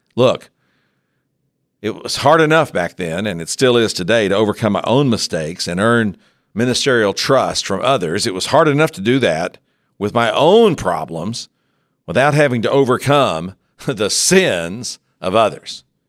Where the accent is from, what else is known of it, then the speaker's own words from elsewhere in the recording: West Texas, United States; growing up in West Texas, I knew some colorful characters